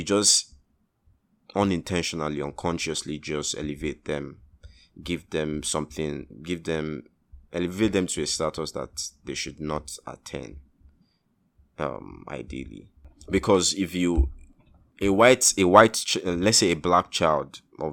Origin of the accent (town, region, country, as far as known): Nigeria